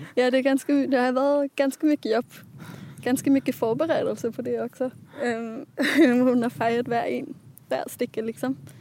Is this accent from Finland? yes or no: no; Copenhagen, Capital Region of Denmark, Denmark; moved away as an adult; also born or lived in Gothenburg; now in Sweden; i min hemstad Köpenhamn